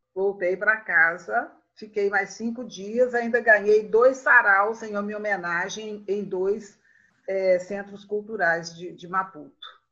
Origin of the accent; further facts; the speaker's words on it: Brazil; sou brasileira